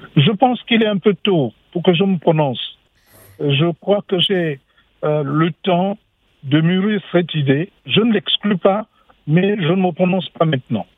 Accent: Gabon; je suis gabonais, j'ai été faire des études payées par le Gabon pour que je travaille pour mon pays

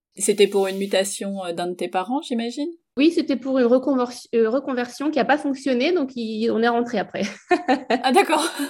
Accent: Alsace, Grand Est, France; On a grandi, euh, en Alsace

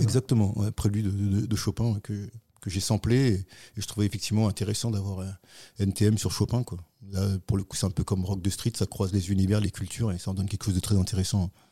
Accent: Paris region, Île-de-France, France; région parisienne et puis après Paris pendant de longues années jusqu'à maintenant

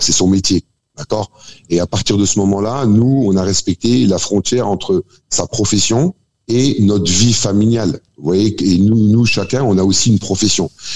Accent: Algeria; en tant qu'Algérien

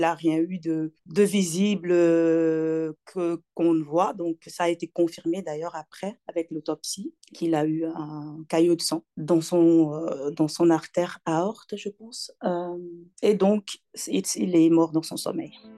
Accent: Togo; moved away as an adult; now in Belgium; Je suis née au Togo, j'ai grandi au Togo. Euh, j'ai quitté le Togo, j'avais 25 ans

